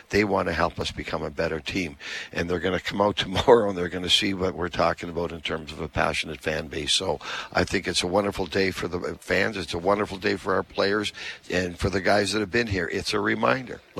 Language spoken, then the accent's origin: English; Halifax, Nova Scotia, Canada; now in Winnipeg, Canada; I'm from Halifax, and uh, so I grew up there. My wife and I are both from there.